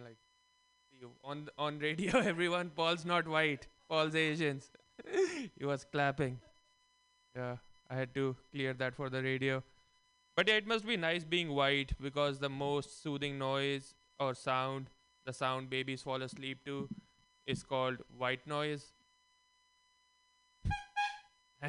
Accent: India; moved away; I'm Indian, if my voice and color doesn't give that away. And growing up in India

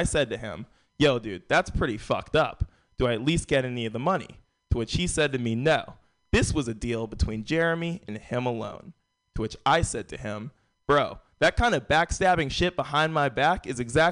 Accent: San Francisco, California, United States; moved away as an adult; also born or lived in Vermont; I am born and raised in San Francisco

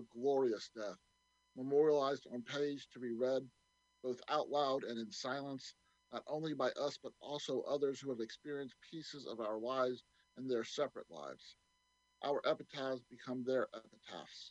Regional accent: Mobile, Alabama, United States; I grew up in Mobile, Alabama on the Gulf Coast

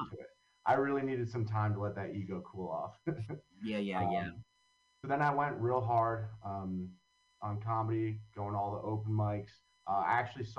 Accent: Long Valley, New Jersey, United States; also born or lived in Hoboken, New Jersey; I grew up in Long Valley, New Jersey

